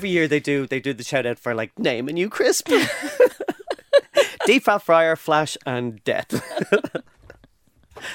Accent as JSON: {"language": "English", "town": "Dublin", "region": "Leinster", "country": "Ireland", "tie": "born or raised there", "said": "we grew up in Elmount, on the north side of Dublin"}